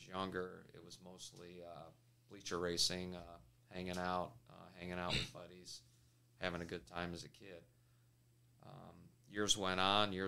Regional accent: Clearwater, Florida, United States; where I'm from Clearwater, Tampa area

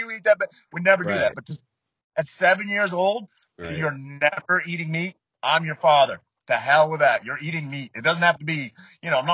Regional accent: Maine, United States; I'm from Maine.

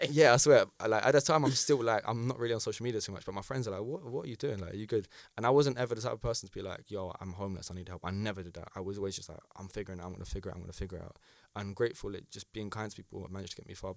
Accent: United Kingdom; as a British citizen

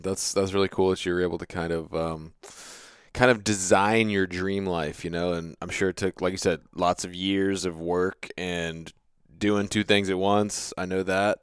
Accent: United States; I grew up on the Chesapeake Bay

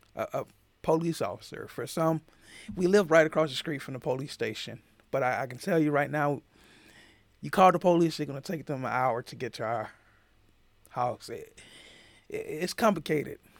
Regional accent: Atlanta, Georgia, United States; growing up in Atlanta

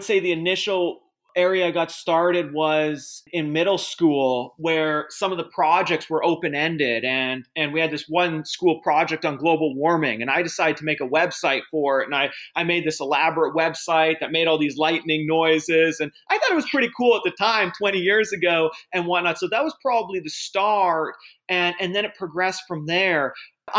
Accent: Edmonton, Alberta, Canada; moved away as an adult; now in United States; I grew up in Edmonton, Alberta, which was a great place to grow up

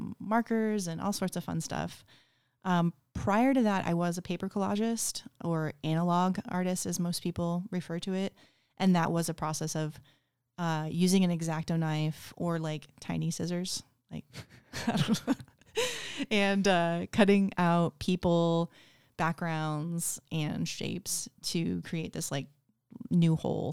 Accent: Kansas, United States; also born or lived in Florida / Portland, Oregon / New York; now in Spokane, United States; I'm from all over. I grew up a lot in Kansas, but also in Florida. I've lived in like 9 different places, states.

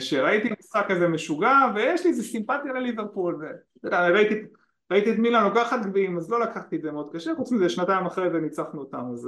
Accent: Ashdod, Southern District, Israel; moved away; אני מאשדוד במקור

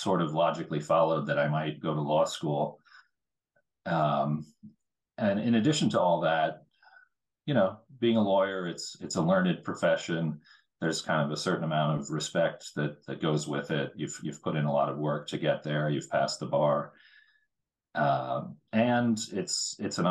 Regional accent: United States; growing up as an American

